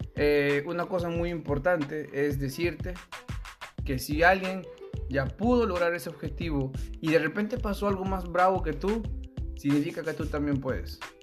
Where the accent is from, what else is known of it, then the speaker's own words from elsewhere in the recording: Peru; soy peruano